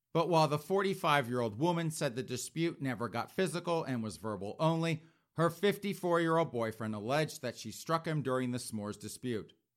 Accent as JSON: {"language": "English", "region": "South Carolina", "country": "United States", "tie": "born or raised there", "said": "that's my home state"}